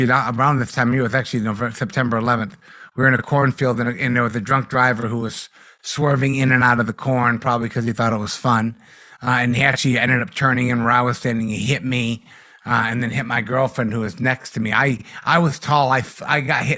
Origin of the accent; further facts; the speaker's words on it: Massachusetts, United States; growing up in Massachusetts